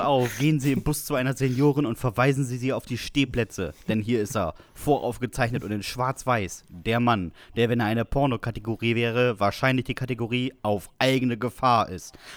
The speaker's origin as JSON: {"language": "German", "town": "Westerstede", "region": "Lower Saxony", "country": "Germany", "said": "bei uns in Westerstede"}